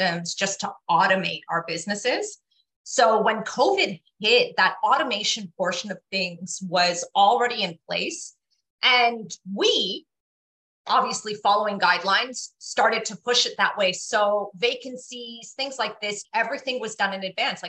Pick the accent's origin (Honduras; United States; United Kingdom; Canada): Canada; Toronto, Ontario; I grew up in Scarborough